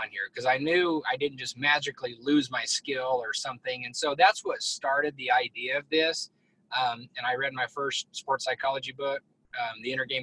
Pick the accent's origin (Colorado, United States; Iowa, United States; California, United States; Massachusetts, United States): Colorado, United States; I grew up in Northeast Colorado, came to Texas, um, went to school down here